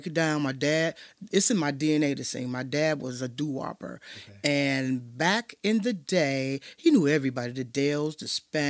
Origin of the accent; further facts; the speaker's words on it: Chicago, Illinois, United States; I am from Chicago. I am from Inglewood, period.